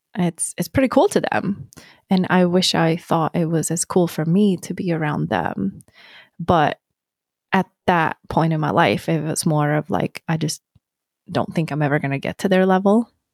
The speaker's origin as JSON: {"language": "English", "country": "Sweden", "also_born_or_lived": "New York", "moved": "as an adult", "lives_now": "Arizona, United States", "said": "I'm gonna go back to Sweden."}